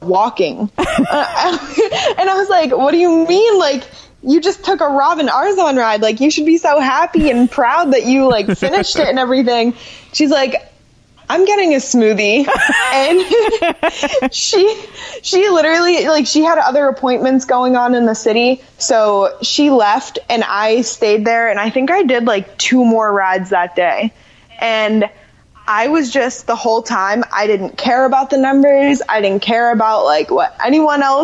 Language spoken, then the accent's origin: English; Orlando, Florida, United States; I grew up in Orlando, and I grew up riding horses